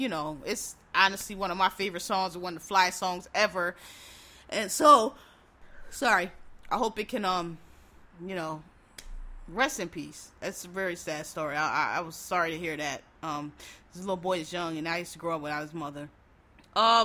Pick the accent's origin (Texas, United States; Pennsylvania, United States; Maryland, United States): Pennsylvania, United States; Philadelphia; I'm from Philadelphia. Our river, the Schuylkill River